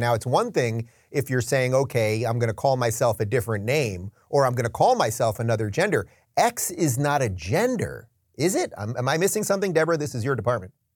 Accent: New York, United States; moved away as an adult; what once was my hometown state of New York

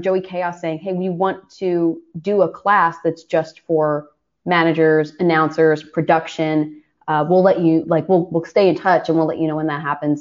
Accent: Philadelphia, Pennsylvania, United States; moved away as an adult; also born or lived in Los Angeles, United States; I was born and raised in Philadelphia.

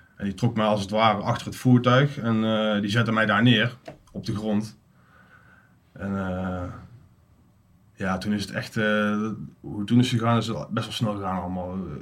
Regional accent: Uden, North Brabant, Netherlands; 37 jaar, kom uit Uden

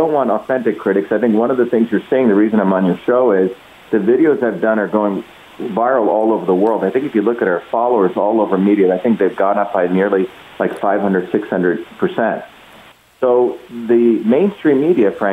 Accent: India; now in United States; I grew up in the Indian caste system

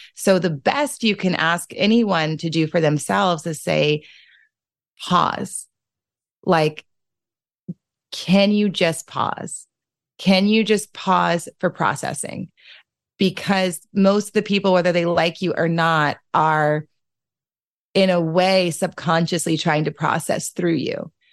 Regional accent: New Orleans, Louisiana, United States; I'm from New Orleans.

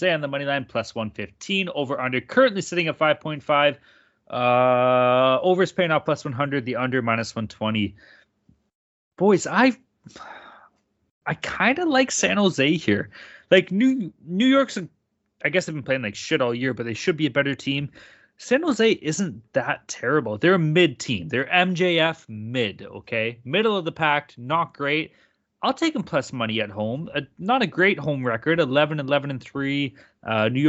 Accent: Vancouver, British Columbia, Canada; accent: Vancouver; I'll just say ums and buts a lot. That's my Vancouver accent.

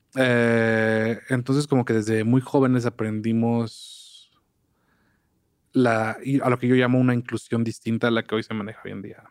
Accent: Papantla, Veracruz, Mexico; yo nací en Papantla

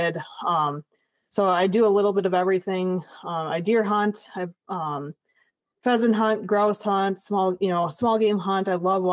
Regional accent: La Crosse, Wisconsin, United States; I'm originally from La Crosse, Wisconsin. So born and raised on the river

